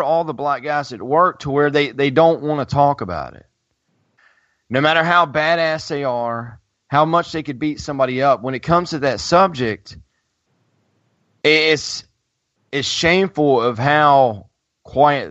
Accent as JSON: {"language": "English", "town": "Greensboro", "region": "North Carolina", "country": "United States", "tie": "born or raised there", "said": "A&T here in my hometown"}